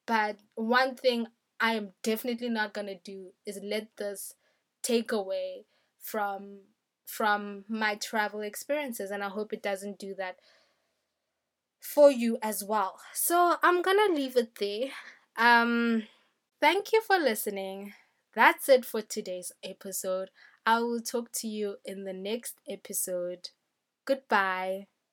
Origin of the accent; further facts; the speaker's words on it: South Africa; I'm a South African.